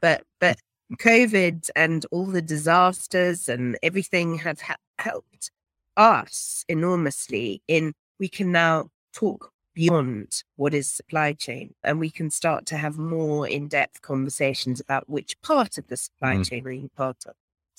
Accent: England, United Kingdom; now in South Africa; I am originally from England and arrived here via all sorts of different countries.

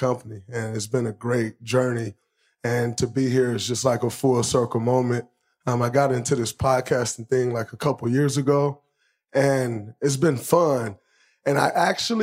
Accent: Michigan, United States; growing up in Michigan

